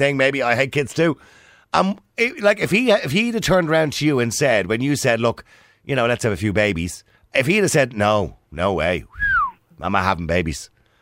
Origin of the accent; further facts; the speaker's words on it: Ireland; We're Irish